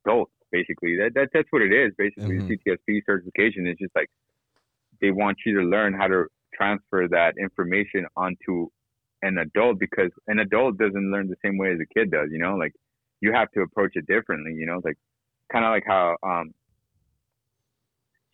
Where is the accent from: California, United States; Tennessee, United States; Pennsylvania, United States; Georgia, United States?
Tennessee, United States; Nashville; me growing up in Nashville